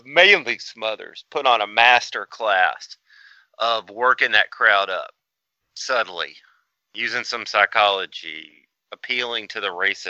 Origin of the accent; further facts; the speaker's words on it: the South, United States; I'm from the South.